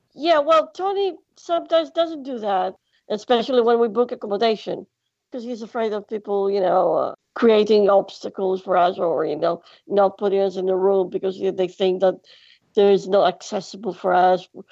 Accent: Greece; English is a second language; I am from Greece

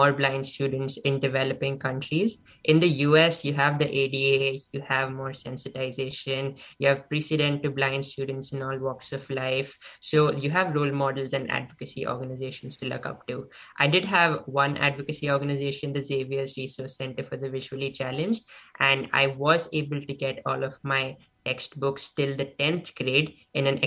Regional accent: Mumbai, Maharashtra, India; also born or lived in Stanford, California; now in Edgewater, United States; I am originally from Mumbai, India, studying in Stanford, California, currently in Edgewater, New Jersey

